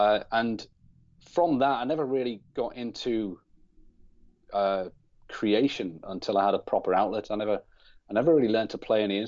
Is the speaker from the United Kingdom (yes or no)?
yes; North West England, United Kingdom; I grew up on the Wirral in England, obviously, which is just over the water from Liverpool. So generally, I'll say that I'm from Liverpool